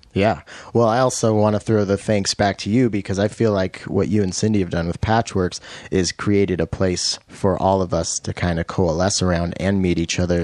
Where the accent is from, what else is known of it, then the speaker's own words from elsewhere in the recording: Washington, United States; also born or lived in Roslyn, Washington; I'm from Washington. I grew up here